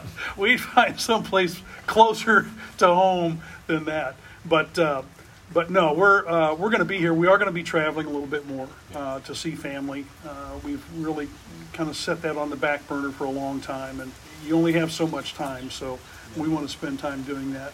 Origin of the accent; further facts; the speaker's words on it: near Shiloh, Illinois, United States; when I was a pastor in Shiloh, Illinois, uh, which was near my hometown